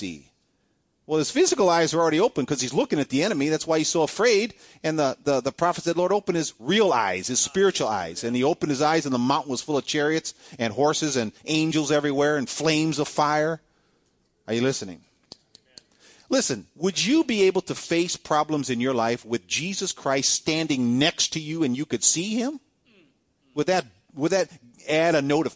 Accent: Cleveland, Ohio, United States; I was born and raised in Cleveland. And Cleveland, Ohio.

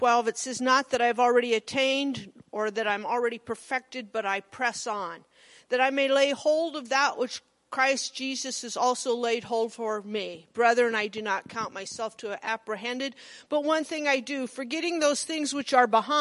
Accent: Monroe, Nebraska, United States; I was from Monroe

